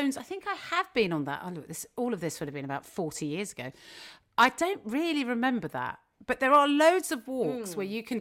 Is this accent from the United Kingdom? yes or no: yes; Kingston upon Thames, London, United Kingdom; I grew up in Kingston, so it's not particularly near Box Hill